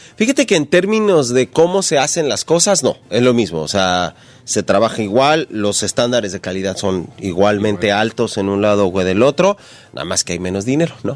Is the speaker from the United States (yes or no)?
no; Ecatepec, State of Mexico, Mexico; Yo soy de la Ciudad de México, de Catepec